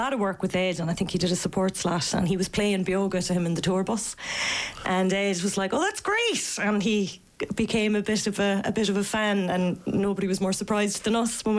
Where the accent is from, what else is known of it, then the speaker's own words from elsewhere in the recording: Ireland; as Irish people.